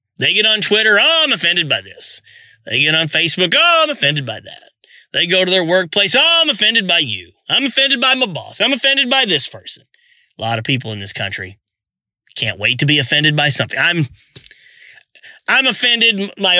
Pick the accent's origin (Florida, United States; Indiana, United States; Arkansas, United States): Arkansas, United States; I'm from Arkansas.